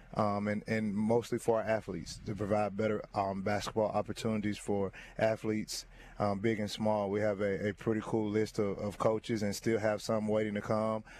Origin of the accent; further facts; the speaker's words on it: Gadsden, Northern Alabama, United States; I'm from Northern Alabama, born and raised in Gaston